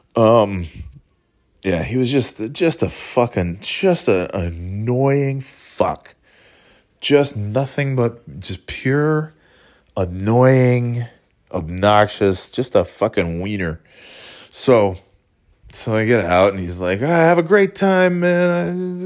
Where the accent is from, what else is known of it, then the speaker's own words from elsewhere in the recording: Burnt Hills, New York, United States; also born or lived in Florida / North Carolina; now in New Hampshire, United States; originally, I'm from upstate New York